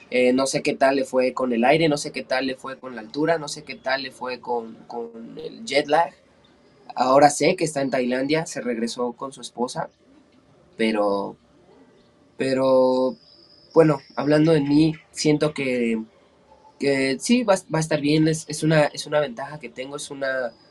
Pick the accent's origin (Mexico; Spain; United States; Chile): Mexico; Ecatepec, State of Mexico; Estado de México. Eh, en el, del municipio de Catepec. Estamos relativamente pegados a la Ciudad de México.